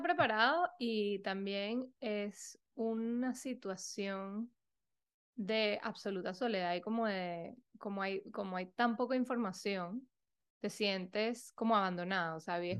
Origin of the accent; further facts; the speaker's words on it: Venezuela; moved away as an adult; also born or lived in Europe / New York, United States; soy venezolana, eh, fui un poco nómada, que viví un poco por todos lados apenas me gradué del colegio